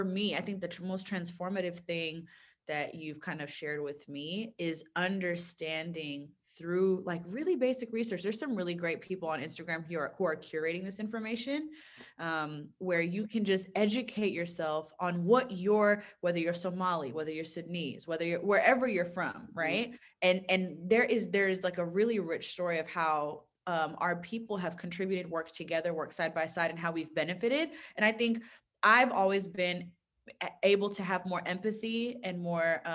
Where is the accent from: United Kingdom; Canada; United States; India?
United States; Me growing up in the States, right, mainly living